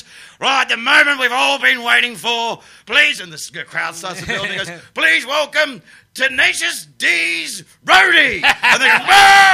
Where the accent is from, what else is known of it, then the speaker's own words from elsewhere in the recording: Perth, Western Australia, Australia; moved away as an adult; now in England; we were gigging together in Perth, my hometown, in a lawn bowls club